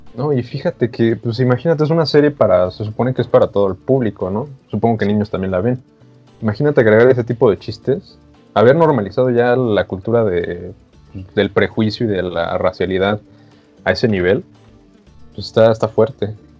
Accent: Mexico; nosotros como mexicanos

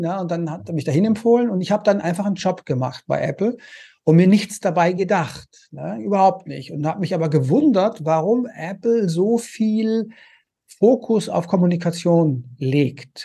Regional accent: Konstanz, Baden-Württemberg, Germany; moved away as an adult; also born or lived in Paris / Vienna / United States; ich komme ursprünglich aus Konstanz am Bodensee und hatte da eine wunderschöne Kindheit

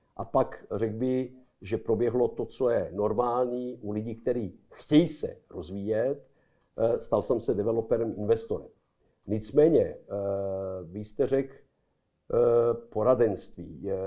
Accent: Belgrade, Serbia; Czech is a second language; moved away as an adult; now in Prague, Czech Republic; v Bělehradě můj rodní domov, když eh, v Bělehradě znám každý koutek, respektive každou ulici

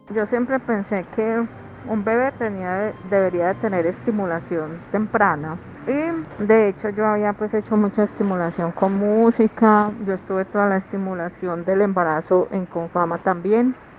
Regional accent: Pereira, Risaralda, Colombia; moved away as an adult; now in Medellín, Colombia; yo soy de Pereira, pero pues vine aquí a Antioquia eh, cuando terminé mi carrera

